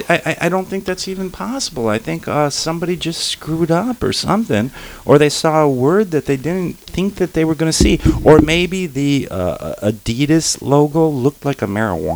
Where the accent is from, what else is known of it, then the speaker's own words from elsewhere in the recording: Detroit, Michigan, United States; I'm from Detroit.